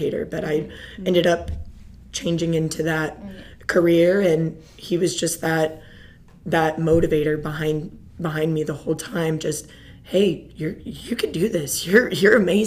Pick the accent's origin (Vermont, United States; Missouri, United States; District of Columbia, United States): Missouri, United States; Pleasant Hill; moved away as an adult; now in Coppell, United States; I'm originally from a small town outside of Kansas City on the Missouri side. It's called Pleasant Hill, Missouri